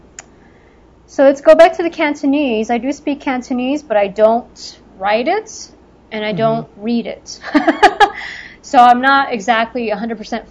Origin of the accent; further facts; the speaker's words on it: Los Angeles, California, United States; a public school down where I grew up in El Sereno over there